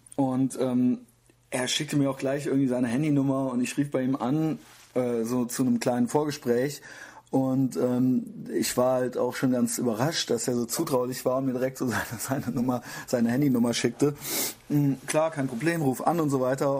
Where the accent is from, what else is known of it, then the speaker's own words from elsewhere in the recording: Koblenz, Rhineland-Palatinate, Germany; now in Cologne, Germany; ich bin nämlich aus Koblenz